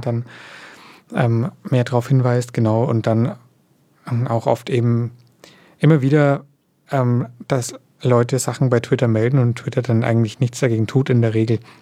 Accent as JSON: {"language": "German", "country": "Germany", "said": "bei uns in Deutschland"}